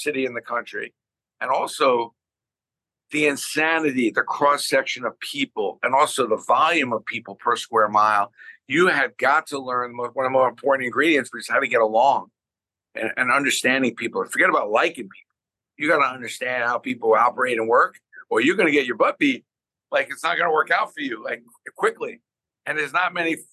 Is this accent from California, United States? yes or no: no; New York City, New York, United States; now in Scarsdale, United States; when I grew up in Brooklyn